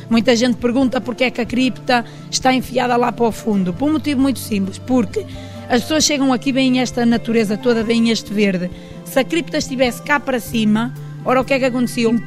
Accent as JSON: {"language": "Portuguese", "town": "São Bento da Porta Aberta", "region": "Braga", "country": "Portugal", "tie": "born or raised there", "said": "eu sou daqui, vivi aqui mesmo 23 anos e posso lhe dizer que ainda não conheço aqui muito bem a minha terra."}